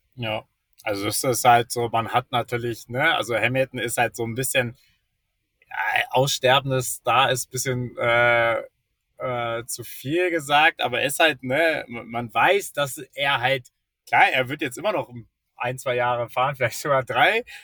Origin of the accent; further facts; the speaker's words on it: Germany; als Deutscher